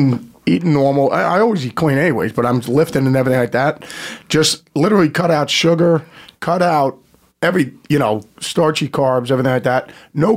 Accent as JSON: {"language": "English", "region": "New Jersey", "country": "United States", "tie": "born or raised there", "moved": "yes", "said": "No, I grew up in Jersey, but we never came up to the city."}